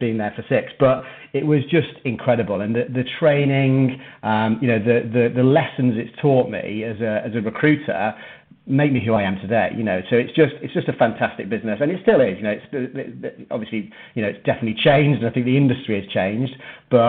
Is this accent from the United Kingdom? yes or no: yes; Manchester, North West England, United Kingdom; moved away; also born or lived in Birmingham; Manchester was my hometown, it's where I grew up